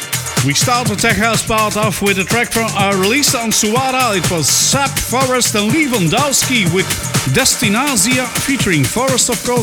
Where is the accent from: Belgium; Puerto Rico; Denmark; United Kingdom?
Belgium; Leuven, Flanders; my hometown here in Belgium, in Leuven